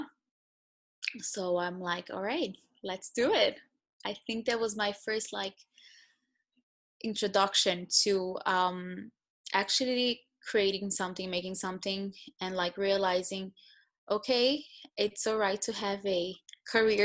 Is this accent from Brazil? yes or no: yes; São Paulo, Brazil; moved away as an adult; also born or lived in Florida / Israel; now in London, United Kingdom; I was born in São Paulo, Brazil. Grew up in Brazil, raised in an Orthodox home, and left my house, my hometown, at the age of 18